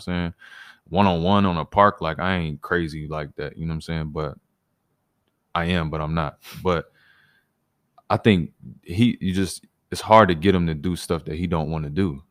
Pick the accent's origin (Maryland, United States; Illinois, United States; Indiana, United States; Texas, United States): Illinois, United States; moved away as an adult; now in Toronto, Canada; I grew up in Illinois